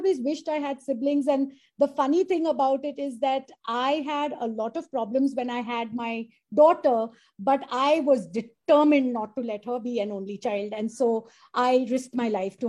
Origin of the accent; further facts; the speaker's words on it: Mumbai, Maharashtra, India; I'm a Bombayite too.